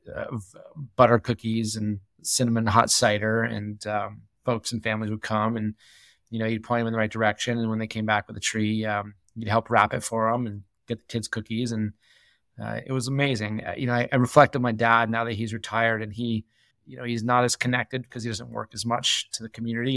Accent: New Hampshire, United States; moved away as an adult; also born or lived in New York; now in Jackson Hole, United States; I grew up in New Hampshire, uh, land off New Hampshire, small town, about three hundred people.

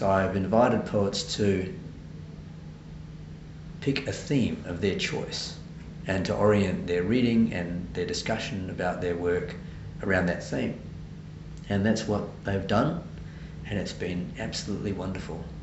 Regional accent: Adelaide, South Australia, Australia; moved away as an adult; now in Sydney, Australia; I'm originally from Adelaide.

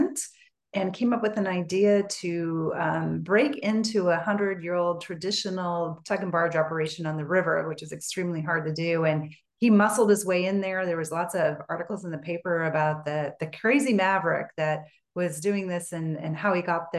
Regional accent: Portland, Oregon, United States; also born or lived in Colorado; now in Northern California, United States; I grew up in Portland, Oregon

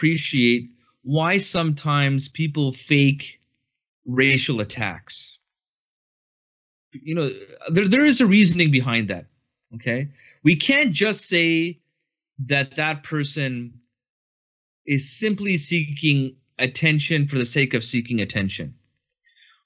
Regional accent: Canada; I have been born and raised in Canada.

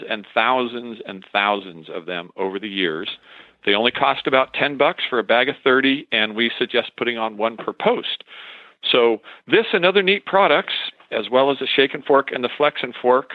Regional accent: San Francisco, California, United States; now in White City, Oregon, United States; I was born in San Francisco, back when San Francisco was fun. And on the Marin County side, I grew up in a family of 5 children

